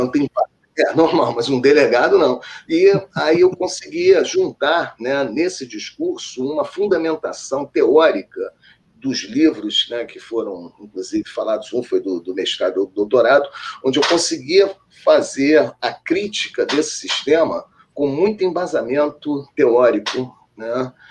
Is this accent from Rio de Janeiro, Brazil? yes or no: yes; Rio de Janeiro, Brazil; eu sou aqui do Rio, do bairro da Tijuca. E a Tijuca é um bairro próximo ao Maracanã, é divisa, né? Então, da minha casa para o estágio, para o Maracanã, dava para ir até a pé